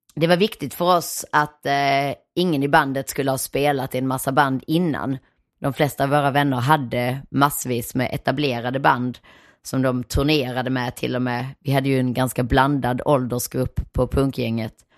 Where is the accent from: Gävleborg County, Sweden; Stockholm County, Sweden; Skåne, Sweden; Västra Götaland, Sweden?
Skåne, Sweden; Nyvång; moved away; also born or lived in Malmö / Hyllinge / Helsingborg; Jag kommer från Nyvång som sagt, den där stenkolsgruvbyn rätt långt inåt landet